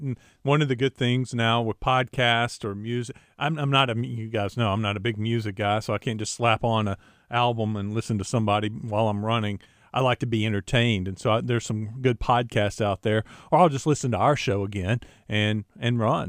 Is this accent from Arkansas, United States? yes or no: yes; Jacksonville, Arkansas, United States; my hometown in Jacksonville